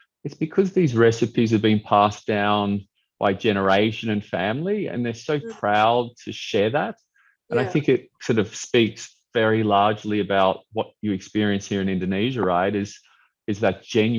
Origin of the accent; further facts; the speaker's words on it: Australia; moved away as an adult; also born or lived in Brisbane; as a kid growing up in Australia